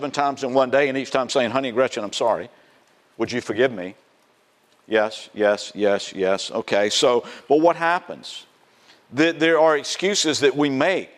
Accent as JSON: {"language": "English", "region": "South Carolina", "country": "United States", "tie": "born or raised there", "said": "in the South, my home state, South Carolina"}